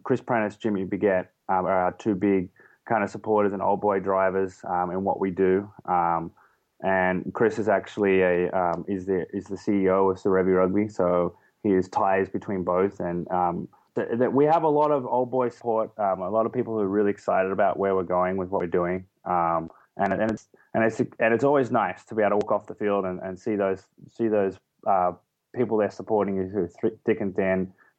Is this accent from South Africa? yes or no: no; Australia; accent: Australian; moved away as an adult; also born or lived in England; my accent goes from being an Australian, which I was 7 years ago. I haven't spent more than a month there over the last 7 years. I spent 2 years in England